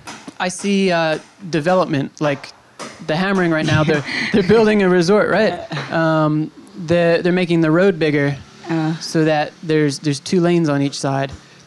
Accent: New York, United States; So I'm from New York, right?

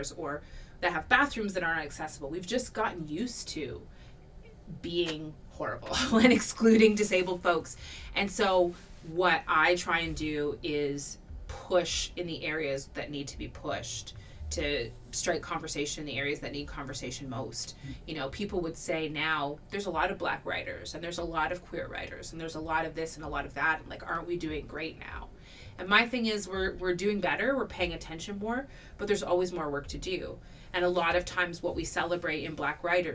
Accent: Canada; born and raised in Canada

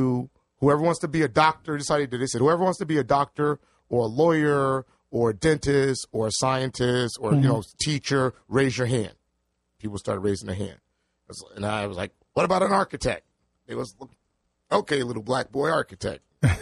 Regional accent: New Haven, Connecticut, United States; So I was born in New Haven at the hospital. Mm-hmm. It's a house. I don't know the number, but it still exists. It's two doors next to the McDonald's on Ferry Street.

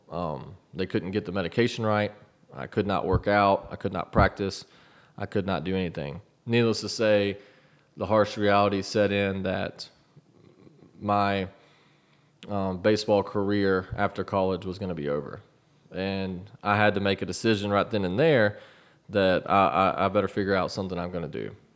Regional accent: Auburn, Alabama, United States; also born or lived in Mobile, Alabama / Montgomery, Alabama; growing up in Auburn, Alabama

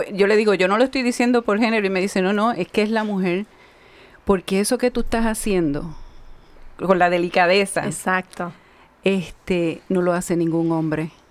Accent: Ciales, Puerto Rico; soy eh, de tres hermanos, soy la menor, dos hermanos mayores, soy de Ciales, del campo también, que vivimos en el pueblo.

